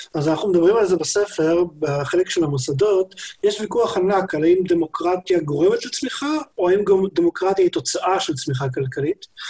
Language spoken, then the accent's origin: Hebrew; Israel